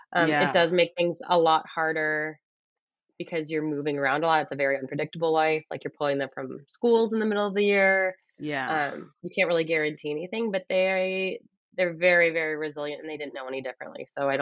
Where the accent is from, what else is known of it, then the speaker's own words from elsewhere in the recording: Midwest, United States; also born or lived in Edmonton / Ottawa; now in Canada; But we came from Edmonton, and it was just this, like, and I'm from the Midwest. So it just reminds me of kind of like the Midwest a bit.